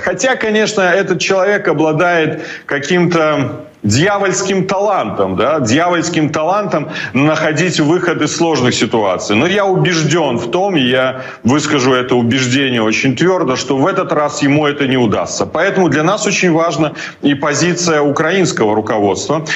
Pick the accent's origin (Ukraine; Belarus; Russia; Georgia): Belarus; moved away; я как белорус, как политик